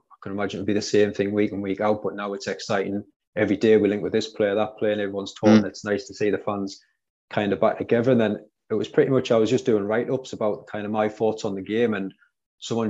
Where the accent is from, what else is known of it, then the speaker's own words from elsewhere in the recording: Durham, North East England, United Kingdom; I'm originally from Durham, so it's quite a small area.